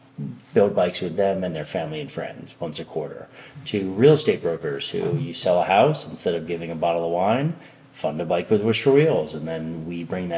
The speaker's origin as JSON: {"language": "English", "area": "Westchester County", "region": "New York", "country": "United States", "tie": "born or raised there", "said": "I grew up in Westchester County, New York"}